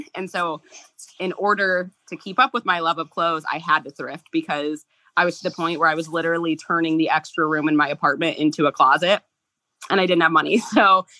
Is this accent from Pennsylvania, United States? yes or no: no; Central Illinois, United States; moved away; I am from Central Illinois